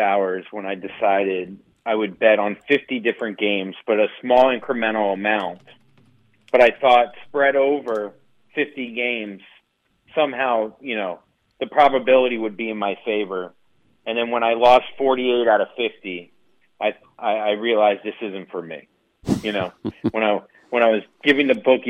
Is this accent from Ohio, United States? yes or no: no; Port St. Lucie, Florida, United States; moved away; also born or lived in Miami, Florida; I'm born in Miami and then raised in a place called Port St. Lucie, Florida